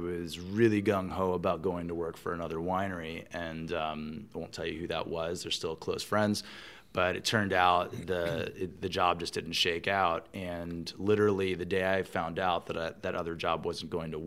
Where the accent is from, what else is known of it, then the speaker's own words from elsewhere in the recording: Virginia, United States; moved away as an adult; now in California, United States; I am from Virginia. I love Virginia